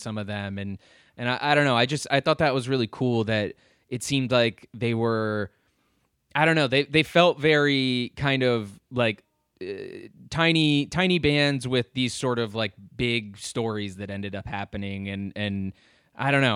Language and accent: English; Lovettsville, Virginia, United States; now in Richmond, United States; I grew up in Northern Virginia, uh, in sort of this little town called Lovettsville